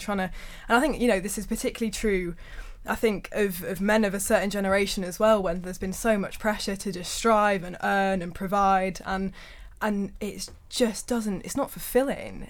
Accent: Birmingham, West Midlands, United Kingdom; back to my hometown of Birmingham.

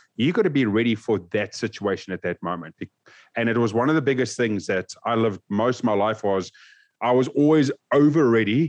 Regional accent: South Africa; Growing up in South Africa

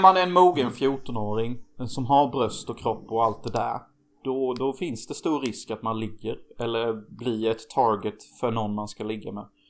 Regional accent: Hyltebruk, Halland County, Sweden; moved away; där vi kommer ifrån

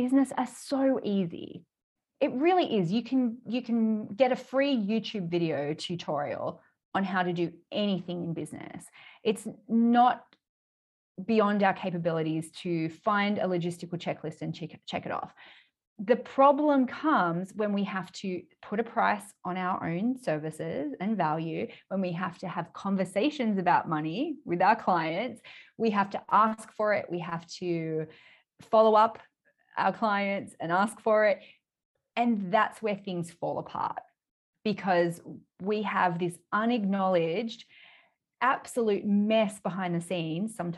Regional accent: Australia; accent: Australian; I live in Australia, which probably people can tell by my accent

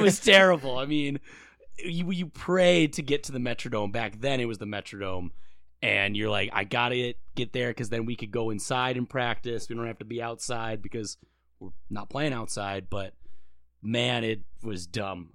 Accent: Eden Prairie, Minnesota, United States; I'm from the Twin Cities. I went to Eden Prairie. Uh, I'm um, in Minnesota.

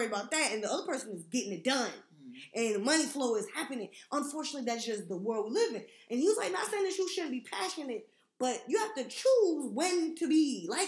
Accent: United States; I'm American

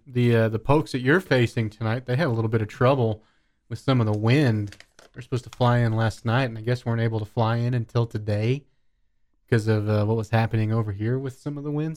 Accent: Kansas, United States; now in Lubbock, Texas, United States; where I grew up in Kansas

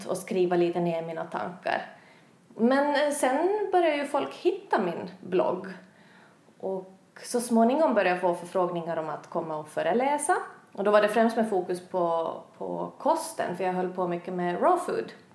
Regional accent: Finland; moved away as an adult; now in Sweden; jag är hem från Finland. Har bott i Sverige i ett och ett halvt år

